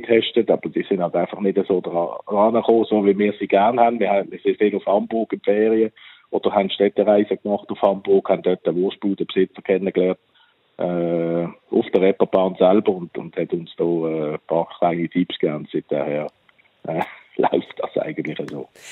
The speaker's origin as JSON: {"language": "German", "town": "Läufelfingen", "region": "Basel-Landschaft", "country": "Switzerland", "also_born_or_lived": "North Sea coast, Germany", "moved": "as an adult", "said": "wir kommen als Schweizer"}